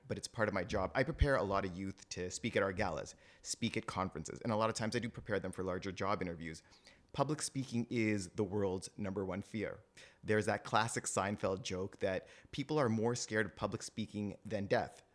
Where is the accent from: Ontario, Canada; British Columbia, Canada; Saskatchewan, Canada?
Ontario, Canada; Toronto; also born or lived in England; I was born and raised in Toronto